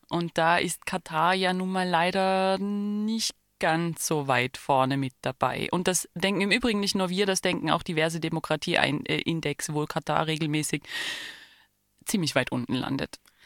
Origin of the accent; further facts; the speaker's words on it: Germany; als Deutsche